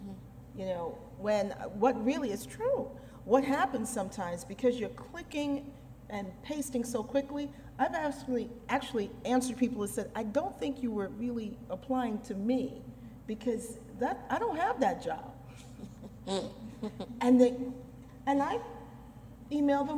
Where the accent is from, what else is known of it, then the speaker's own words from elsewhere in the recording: New York City, New York, United States; I grew up in New York City.